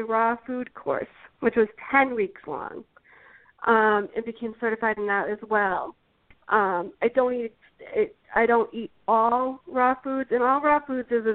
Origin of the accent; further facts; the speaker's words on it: Massachusetts, United States; I'm originally from Massachusetts